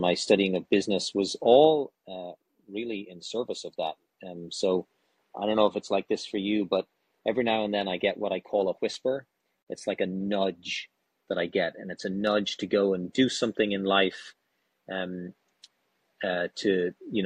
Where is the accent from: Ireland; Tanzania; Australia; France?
Ireland; moved away as an adult; also born or lived in India / New York; now in United States; born and raised in Ireland